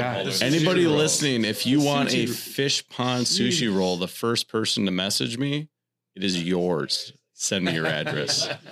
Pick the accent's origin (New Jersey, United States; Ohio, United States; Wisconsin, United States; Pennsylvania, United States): Wisconsin, United States; Wisconsin's my home state